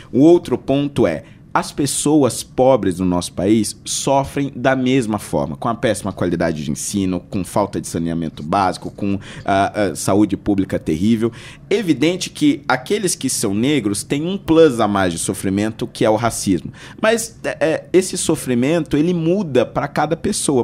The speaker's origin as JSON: {"language": "Portuguese", "town": "Carapicuíba", "region": "São Paulo", "country": "Brazil", "tie": "born or raised there", "said": "eu nasci em São Paulo, na Zona Norte, né, na região da Brasilândia, mais especificamente no Jardim Vista Alegre, né? E fui criado, na verdade, a maior parte da minha infância, adolescência, numa cidade vizinha chamada Carapicuíba."}